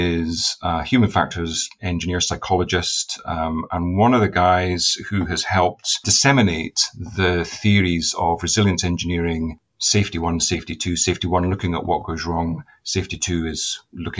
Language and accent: English; Inverness, Scotland, United Kingdom; moved away; also born or lived in Edinburgh; I was born in Edinburgh, went up to Inverness when I was 4 years old because my father got a position in anesthesiology